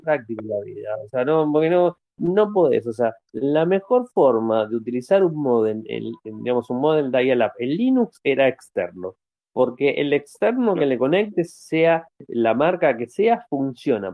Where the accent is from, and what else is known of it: Argentina